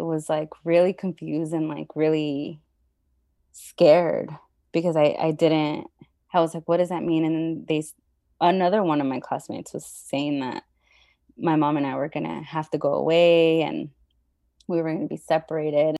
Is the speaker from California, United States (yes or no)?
yes; Los Angeles, California, United States; also born or lived in Mexico; So I've been living in the San Fernando Valley most of my life